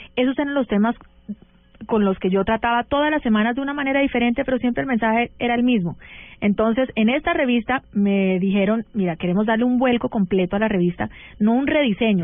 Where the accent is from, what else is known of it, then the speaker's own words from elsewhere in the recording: United States; yo crecí en Estados Unidos, pero mi mamá era barranquillera